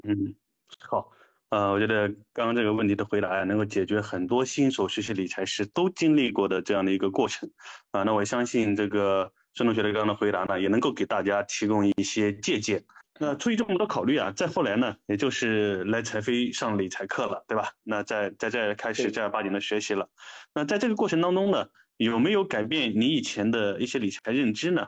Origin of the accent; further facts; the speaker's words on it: China; 我们中国人